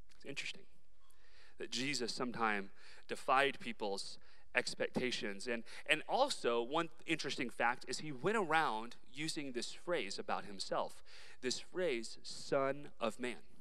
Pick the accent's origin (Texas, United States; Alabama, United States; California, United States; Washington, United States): Texas, United States; Dallas; I was raised in Dallas, Texas